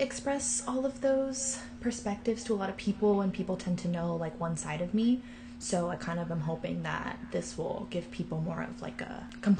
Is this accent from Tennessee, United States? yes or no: no; San Diego, California, United States; also born or lived in New Jersey / Bay Area, California; I was born in New Jersey. My parents are Indian and Dominican. I moved to California when I was about 10, and I lived in San Diego. So I've lived here most of my life. Lived in San Diego until I was 18